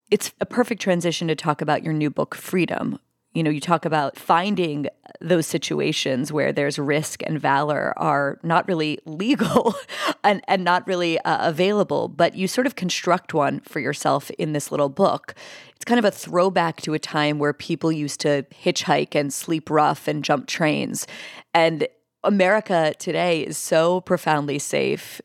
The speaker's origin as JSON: {"language": "English", "town": "Pittsburgh", "region": "Pennsylvania", "country": "United States", "tie": "born or raised there", "said": "my hometown of Pittsburgh"}